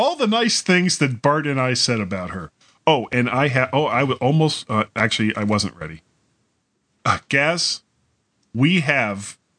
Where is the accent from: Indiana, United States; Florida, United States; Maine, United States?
Florida, United States; South; I grew up in South Florida